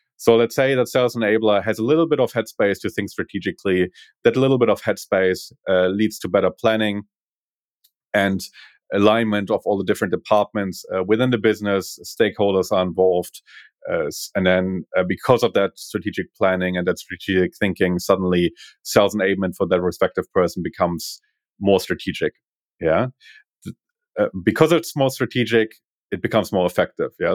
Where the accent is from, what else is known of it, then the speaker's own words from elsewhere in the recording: Berlin, Germany; English is a second language; moved away as an adult; now in Australia; I'm originally from Berlin